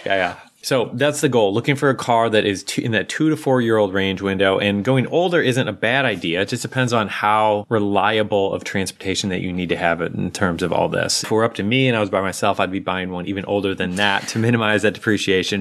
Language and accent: English; United States; I'm an American.